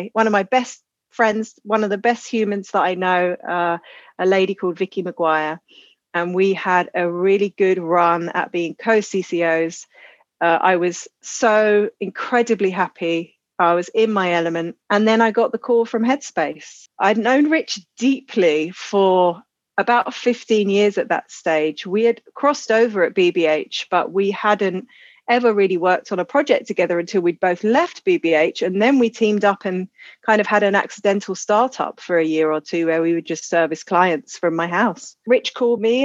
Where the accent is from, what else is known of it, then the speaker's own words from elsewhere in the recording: Croydon, London, United Kingdom; I grew up in Croydon, which is a suburb of Southeast London.